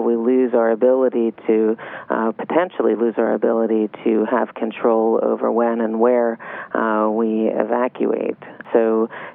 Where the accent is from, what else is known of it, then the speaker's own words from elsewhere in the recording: Philadelphia, Pennsylvania, United States; also born or lived in Miami, Florida; now in Weston, United States; I'm originally from Philadelphia.